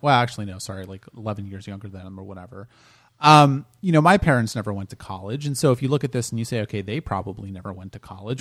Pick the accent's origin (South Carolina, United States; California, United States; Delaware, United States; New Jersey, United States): Delaware, United States; moved away as an adult; also born or lived in New York; I'm from Delaware originally